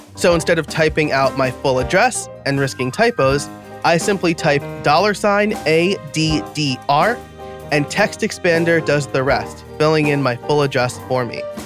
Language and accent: English; New York, United States; I'm from New York, which is probably why I talk fast